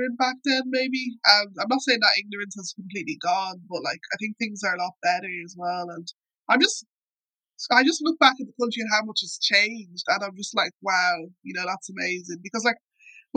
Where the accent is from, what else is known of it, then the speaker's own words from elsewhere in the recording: Ireland; I just kind of remember growing up in Ireland